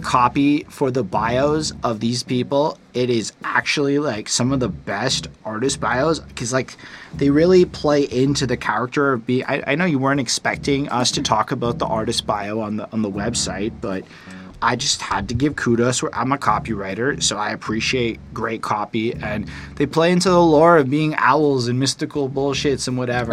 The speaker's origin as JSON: {"language": "English", "country": "Canada", "said": "I'm a Canadian"}